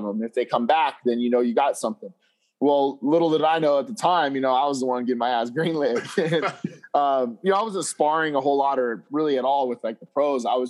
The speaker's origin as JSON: {"language": "English", "town": "Las Vegas", "region": "Nevada", "country": "United States", "tie": "born or raised there", "said": "me being born and raised in Vegas"}